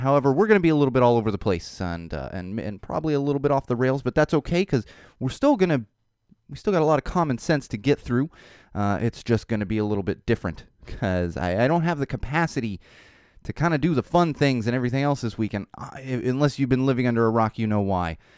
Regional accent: Poway, California, United States; Poway, which is kinda my hometown. I grew up in San Diego

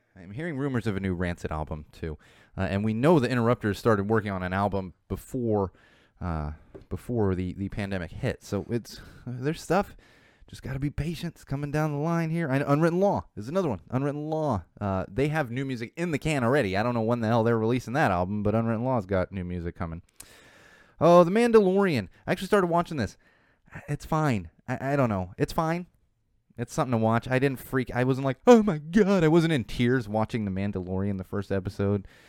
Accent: San Diego, California, United States; from San Diego where I grew up as a teenager

